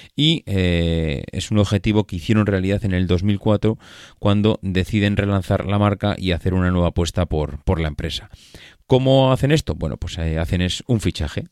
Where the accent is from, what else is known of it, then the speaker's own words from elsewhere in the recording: La Rioja, Spain; mi tierra, de La Rioja